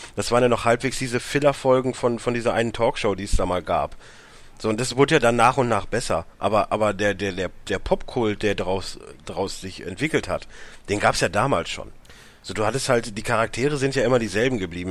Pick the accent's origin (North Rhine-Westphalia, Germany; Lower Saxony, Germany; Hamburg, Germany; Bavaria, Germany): North Rhine-Westphalia, Germany; Warendorf; Ich, ich komme aus Warndorf, nicht aus einer Großstadt